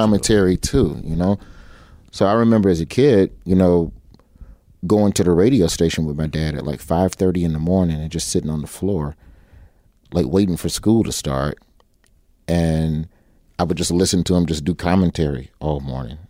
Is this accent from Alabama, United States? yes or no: yes; Birmingham, Alabama, United States; moved away; I'm from Birmingham